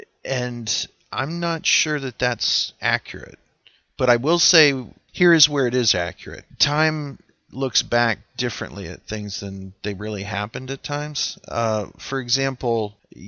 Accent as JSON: {"language": "English", "country": "United States", "said": "as an American"}